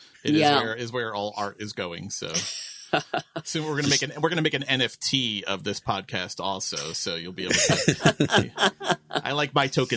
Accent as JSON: {"language": "English", "town": "New York City", "region": "New York", "country": "United States", "tie": "born or raised there", "also_born_or_lived": "Manhattan", "lives_now": "near the Catskills, New York, United States", "said": "I grew up in Queens. I grew up in Flushing, but I lived all over. I lived all over Queens. I lived all over Manhattan. I now live about an hour north of the city, just at the foot of the Catskills, actually."}